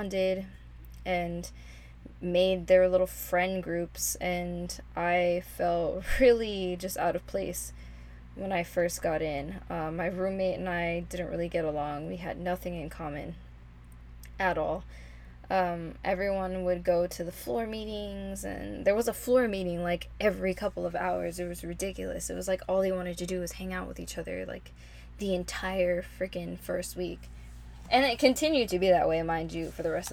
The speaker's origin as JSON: {"language": "English", "town": "Los Angeles", "region": "California", "country": "United States", "tie": "born or raised there", "said": "I grew up in Northeast LA, which is a predominantly Latinx area"}